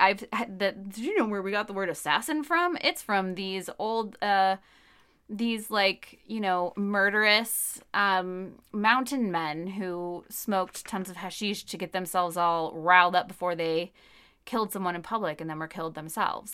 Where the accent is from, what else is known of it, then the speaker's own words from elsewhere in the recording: United States; I'm an American in the two thousands